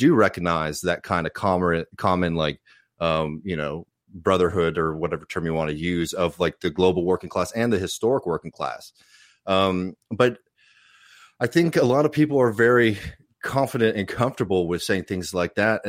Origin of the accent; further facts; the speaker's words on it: United States; as an American